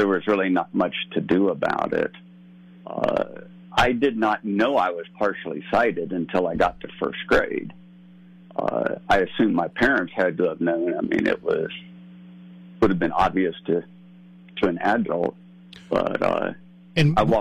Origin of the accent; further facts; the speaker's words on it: Maryland, United States; also born or lived in Tennessee / Pennsylvania / Rockville, Maryland; I grew up in Maryland, Pennsylvania, then Maryland